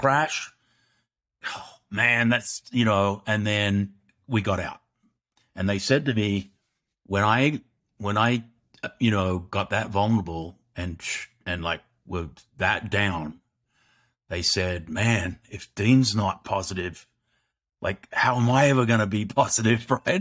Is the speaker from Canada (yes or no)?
no; Australia; growing up in Australia, which is a great country